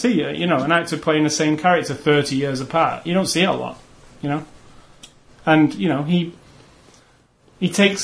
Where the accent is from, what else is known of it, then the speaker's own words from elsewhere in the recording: United Kingdom; as a British kid